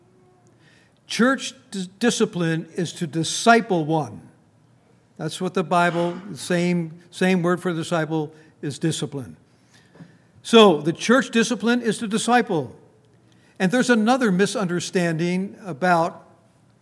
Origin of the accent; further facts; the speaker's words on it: Minnesota, United States; now in Front Royal, United States; I come from Minnesota